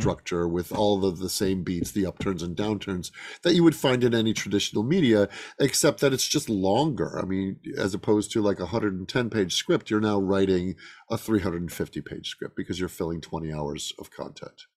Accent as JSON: {"language": "English", "town": "Chicago", "region": "Illinois", "country": "United States", "tie": "born or raised there", "also_born_or_lived": "Lake Geneva, Wisconsin", "moved": "yes", "said": "when I was a kid, uh, in the suburbs of Chicago"}